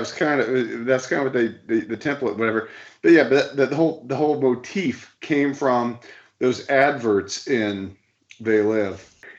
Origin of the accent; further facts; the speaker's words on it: Ohio, United States; who is actually my next-door neighbor growing up in Ohio.